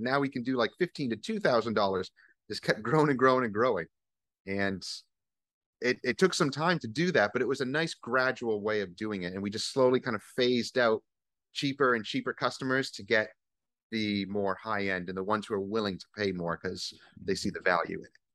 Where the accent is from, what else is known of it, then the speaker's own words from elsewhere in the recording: Northeast, United States; moved away as an adult; also born or lived in New York / Vermont; now in Virginia, United States; I'm from the Northeast, uh, originally.